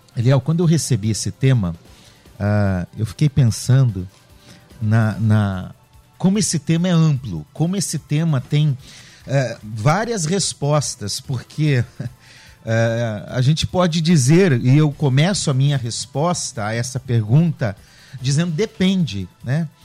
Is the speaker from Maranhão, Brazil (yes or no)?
no; Curitiba, Paraná, Brazil; Eu sou de Curitiba, lá em Curitiba, terra fria, com chuva.